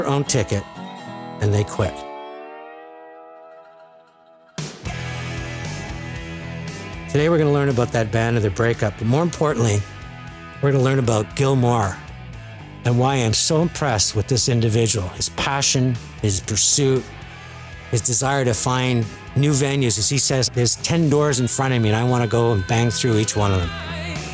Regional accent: Dorval, Quebec, Canada; I grew up in Dorval, Quebec, and people that know it, that's where the Montreal airport is

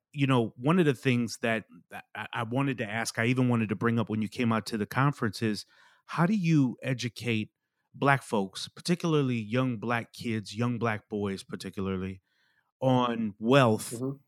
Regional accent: Milwaukee, Wisconsin, United States; now in Raleigh, United States; I grew up in Milwaukee, Wisconsin.

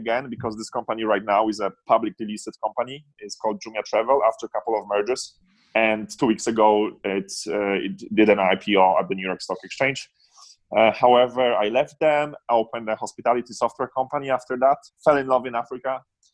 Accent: Poland; moved away as an adult; born and raised in Poland until I was 19

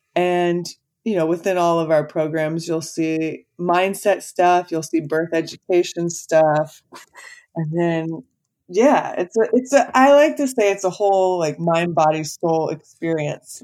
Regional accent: Texas, United States; moved away as an adult; also born or lived in Los Angeles; I was born and raised in Texas.

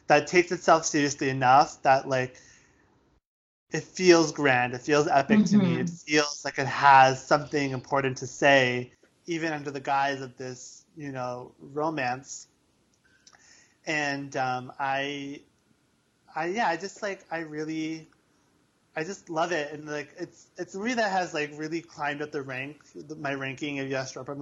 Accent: United States; I'm Indian, but I was born in America

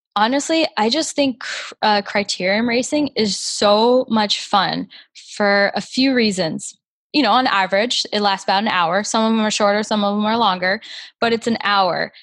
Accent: Naples, Florida, United States; now in Grand Rapids, United States; I'm from Naples, Florida, and I currently live in Grand Rapids, Michigan.

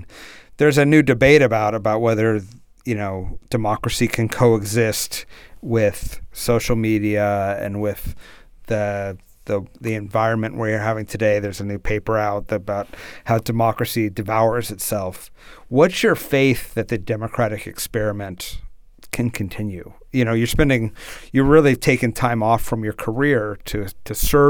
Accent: United States; I'm from the States

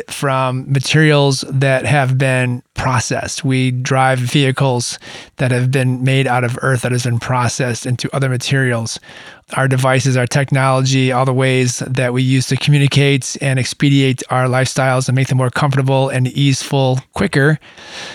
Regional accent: Michigan, United States; moved away as an adult; now in Southern California, United States; that's where I grew up. I grew up in Michigan. And I've spent the majority of my adulthood living in Southern California.

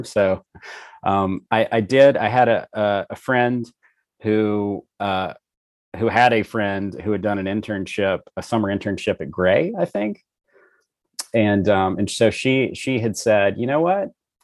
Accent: Monroe, Louisiana, United States; moved away as an adult; also born or lived in Dallas, Texas; I was born and raised in Louisiana, mm-hmm. Northeast Louisiana, so a town called Monroe.

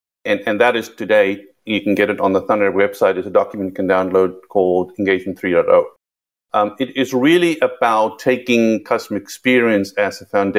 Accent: South Africa; accent: South African; moved away; also born or lived in London; You can hear by the accent, I'm South African. It's been Americanized a little bit, and it has a little bit of twist of British in there since I lived in London

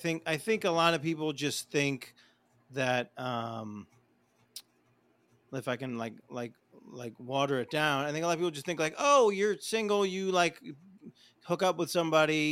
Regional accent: New York, United States; I grew up in New York

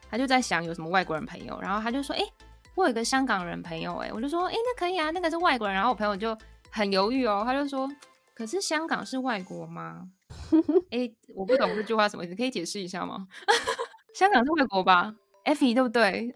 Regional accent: Taiwan; 我们台湾人

